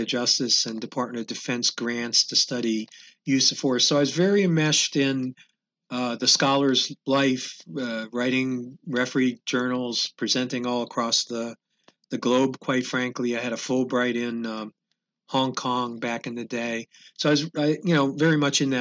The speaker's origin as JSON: {"language": "English", "town": "Philadelphia", "region": "Pennsylvania", "country": "United States", "moved": "yes", "said": "I'm originally from the Philadelphia area"}